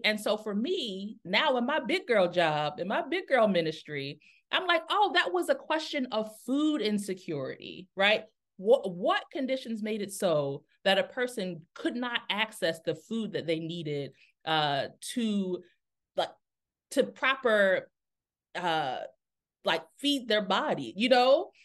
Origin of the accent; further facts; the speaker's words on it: Newark, Delaware, United States; moved away; also born or lived in Atlanta, Georgia; I'm originally from Newark, Delaware